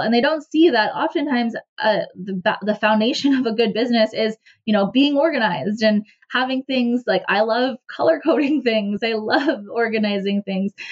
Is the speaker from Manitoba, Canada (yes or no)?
no; Cornwall, Ontario, Canada; I ended up back in my hometown in Cornwall, Ontario